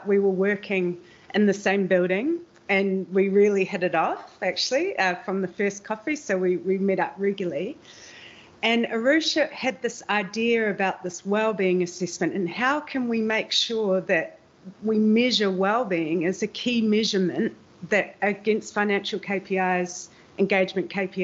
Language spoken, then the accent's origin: English; New Zealand; now in Amsterdam, Netherlands; I'm a New Zealander living in Amsterdam and the Netherlands